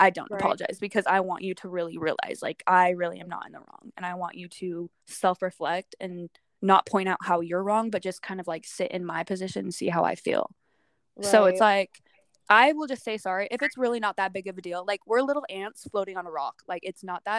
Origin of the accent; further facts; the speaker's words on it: Utah, United States; where I grew up in Utah